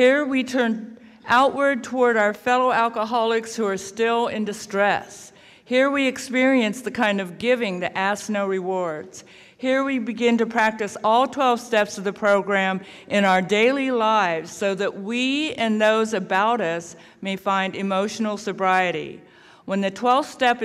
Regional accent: Sugar Grove, Ohio, United States; also born or lived in South Korea; I was actually adopted by 2 old white people and raised in Hillbilly, Ohio. I tell people that I was raised near Lancaster, Ohio

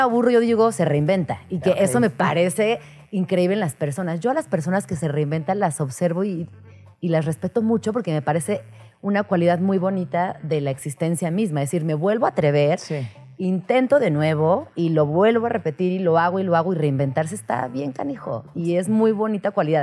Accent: Comitán, Chiapas, Mexico; Comitán, Chiapas, de donde yo soy

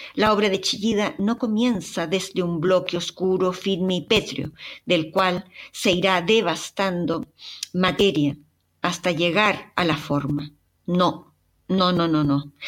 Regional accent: Chile; ¿acaso no os habéis fijado mi acento? ¿No os habéis fijado que soy chilena?

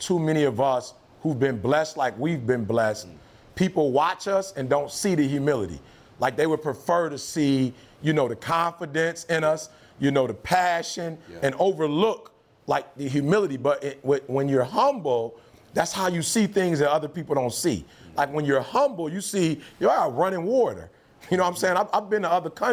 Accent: Detroit, Michigan, United States; also born or lived in Alabama; I'm from Detroit

